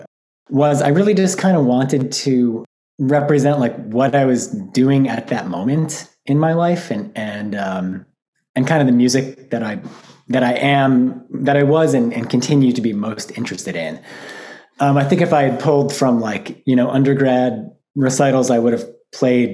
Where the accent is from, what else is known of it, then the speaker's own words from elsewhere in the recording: Albany, New York, United States; moved away as an adult; now in Michigan, United States; I grew up in Albany, New York, which is the capital